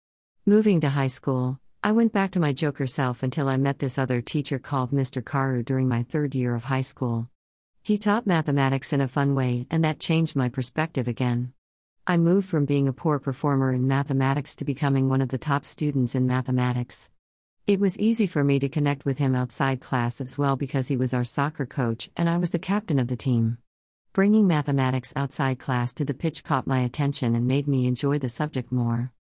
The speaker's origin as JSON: {"language": "English", "country": "Kenya", "said": "I am from Kenya."}